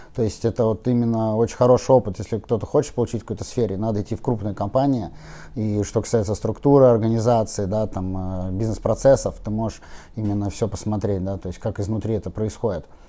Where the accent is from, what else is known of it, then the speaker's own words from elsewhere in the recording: Saint Petersburg, Russia; also born or lived in Moscow; Я вырос в Купчино, там родился